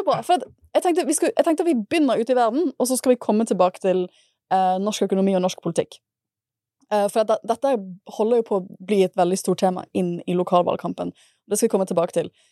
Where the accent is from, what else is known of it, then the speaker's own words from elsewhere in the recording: Bergen, Vestland, Norway; moved away; det er derfor jeg er fra Bergen, fordi de studerte da jeg ble født